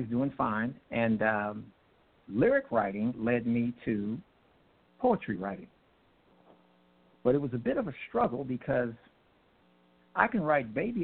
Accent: Los Angeles, California, United States; moved away as an adult; now in Grand Prairie, United States; I'm a Los Angeles transplant. I was born and bred, raised and fed in Los Angeles about 20 years ago. I moved to Texas

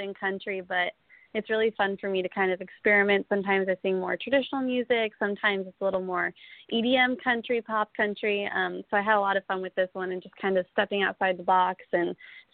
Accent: Colorado, United States; I'm from Colorado, so I'm not from the deep South.

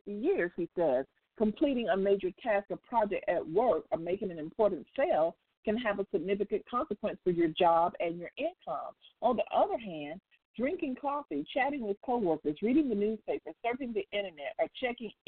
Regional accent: United States; I don't live anywhere else outside of the U.S., so I can only talk about being an American

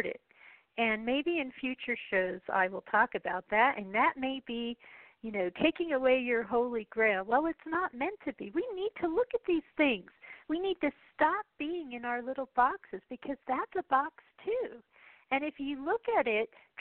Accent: United States; as an American

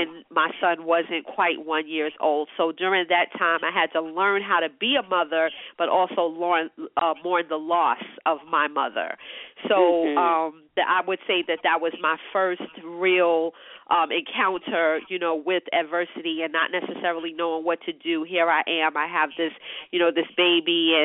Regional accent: New York City, New York, United States; I'm born and bred New York City

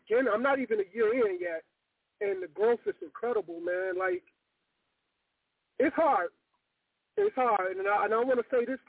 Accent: Pontiac, Michigan, United States; now in Battle Creek, United States; I'm from Pontiac

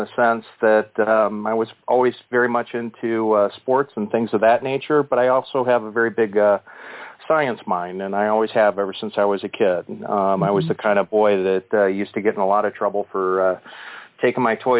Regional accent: Cleveland, Ohio, United States; I was born and raised here in Cleveland, Ohio. Actually, in a small town right next to the small town where I currently live, which is Chagrin Falls.

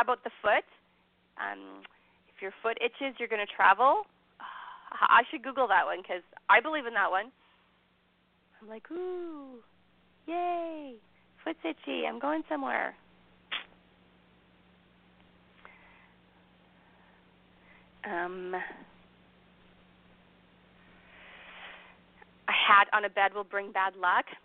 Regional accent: Ireland; I'm Irish

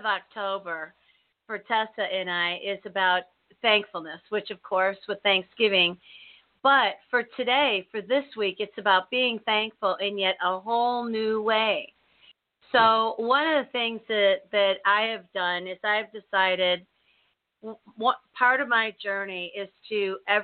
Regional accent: United States; I was born here, and I was raised in the United States of America.

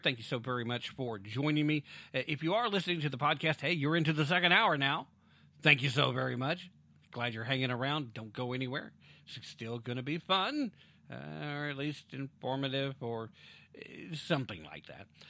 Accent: United States; first language English; as an American

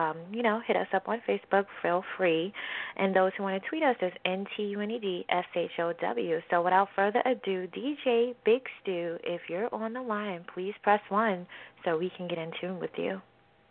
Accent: New York City, New York, United States; now in Westchester County, United States; I was definitely born and raised in Queens

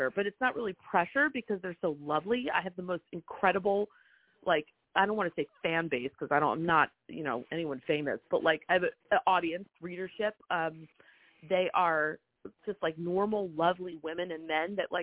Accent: Montclair, New Jersey, United States; moved away as an adult; also born or lived in New York; now in Charleston, United States; I grew up in Montclair, New Jersey, but I spent every summer in the Lowcountry.

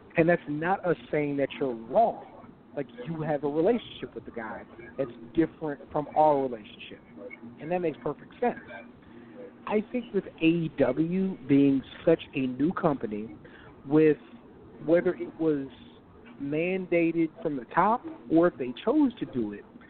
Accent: Texas, United States; I'm from Texas

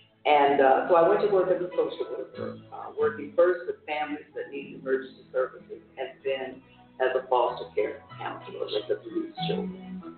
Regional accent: Jacksonville, Florida, United States; And I grew up in Jacksonville, Florida. I'm the youngest of seven children.

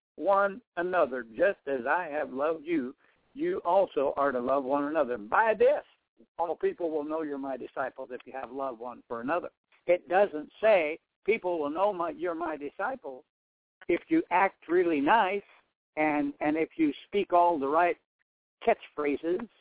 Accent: South Dakota, United States; moved away as an adult; also born or lived in Nebraska; born and raised in South Dakota. I moved to Nebraska to start the church.

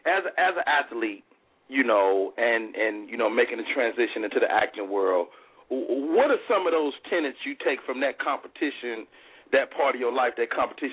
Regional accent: Chicago, Illinois, United States; I'm a Chicagoan

